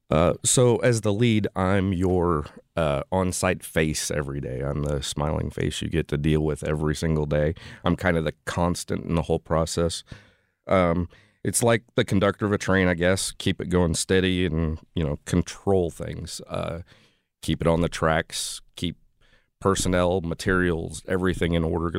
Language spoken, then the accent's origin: English; Central Illinois, United States; moved away as an adult; now in St. Louis, United States; I'm from the Central Illinois area